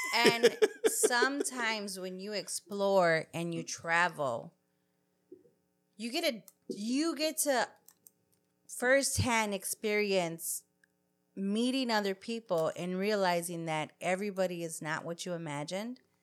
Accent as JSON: {"language": "English", "country": "United States", "tie": "born or raised there", "said": "I'm born here. I'm third generation here"}